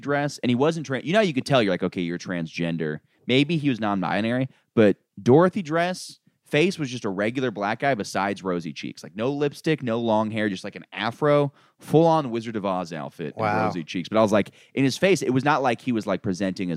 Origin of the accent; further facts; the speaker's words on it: a suburb of Orlando, Florida, United States; I grew up in a nice suburb of Orlando.